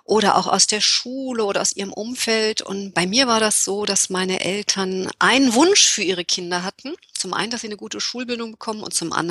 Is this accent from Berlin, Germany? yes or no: yes; Berlin, Germany; moved away; Berlinerin, aber mit vielen Jahren im Ausland.